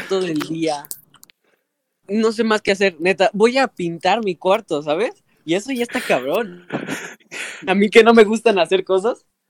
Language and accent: Spanish; Mexico; nosotros, que somos mexicanos